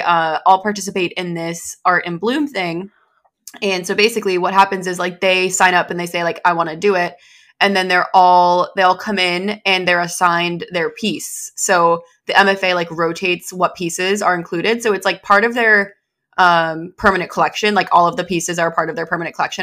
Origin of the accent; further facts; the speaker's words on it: New Hampshire, United States; moved away; New Hampshire